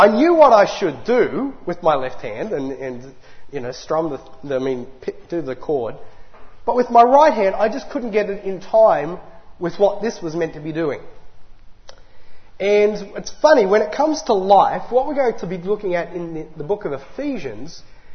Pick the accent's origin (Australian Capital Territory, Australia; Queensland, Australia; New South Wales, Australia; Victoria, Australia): New South Wales, Australia; Lithgow; also born or lived in Newcastle, New South Wales; I was born up north in Newcastle on the beautiful Lake Macquarie. But I spent my early and formative years in another great metropolis, the great city of Lithgow.